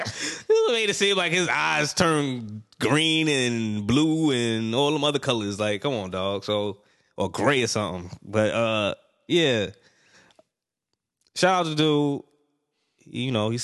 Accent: New York, United States; Me being a New Yorker

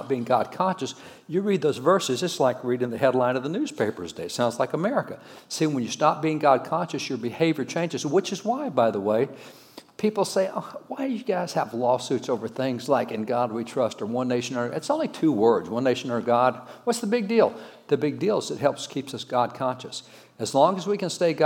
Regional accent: Texas, United States; I'm a cowboy from Texas.

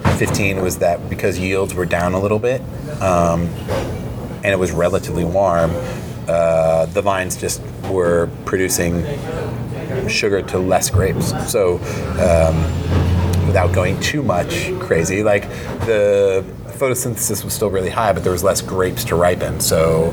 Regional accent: California, United States; For me, I think I'm not apologetic about being Californian, far from it.

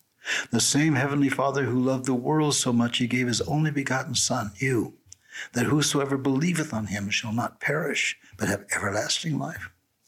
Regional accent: Beverly Hills, California, United States; You know, I'm come from Beverly Hills and I'm sitting here with prisoners, right?

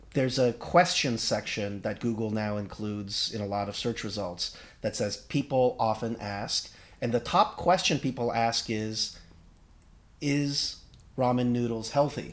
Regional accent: United States; I'm Korean American, and I, I'm a bad Korean.

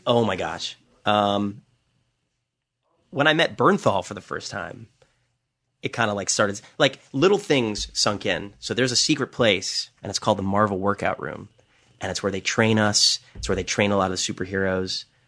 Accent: New York City, New York, United States; I grew up in New York City

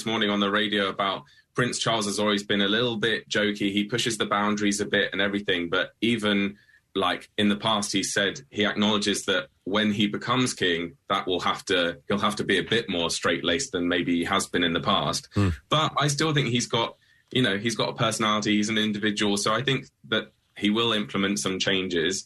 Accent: United Kingdom; someone who has represented our country and worked for our country

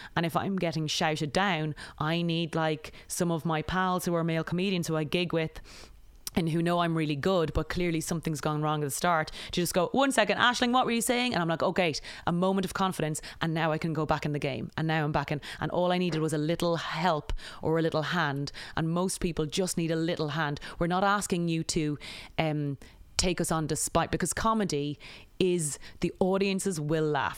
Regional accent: Ireland; moved away as an adult; also born or lived in United Kingdom; now in United States; growing up in Ireland

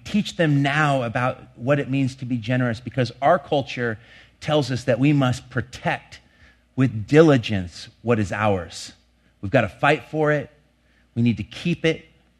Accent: Longview, Washington, United States; Last year in the town I grew up in Longview, three people died from exposure to cold weather.

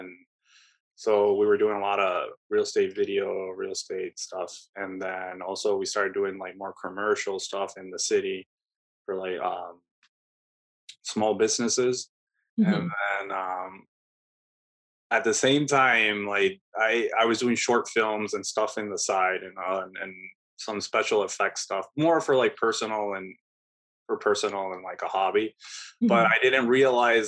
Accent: Puerto Rico; moved away as an adult; also born or lived in Connecticut; now in Chicago, United States; I'm originally from Puerto Rico and grew up in the island

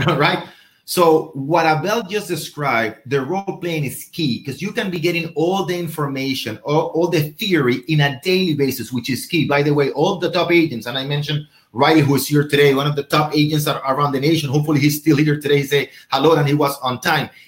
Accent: Venezuela; moved away; I'm from Venezuela

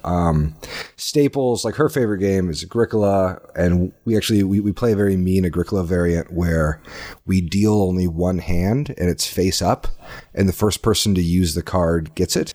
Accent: Indiana, United States; moved away as an adult; also born or lived in Austin, Texas; now in Minnesota, United States; I grew up in Indiana, but spent the last decade in Austin, Texas

